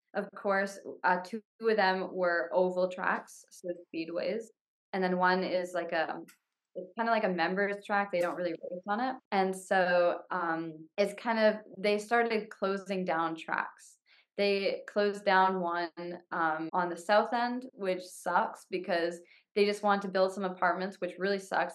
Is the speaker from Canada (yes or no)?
yes; Canada; being Canadian